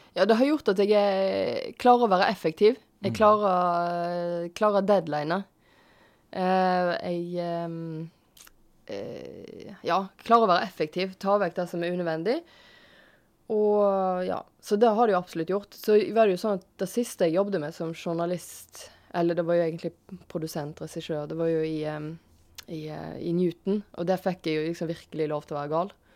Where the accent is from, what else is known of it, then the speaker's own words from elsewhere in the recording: Tysnes, Vestland, Norway; Jeg er fra Tysnes.